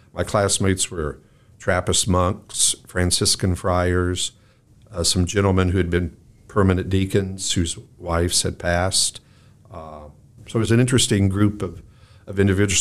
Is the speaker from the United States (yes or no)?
yes; Mattoon, Illinois, United States; when I was growing up in Mattoon